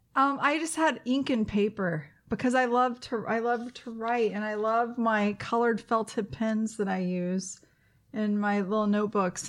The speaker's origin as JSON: {"language": "English", "region": "the South", "country": "United States", "tie": "born or raised there", "moved": "yes", "said": "I grew up in the South, and we do dressing in the South in the pan"}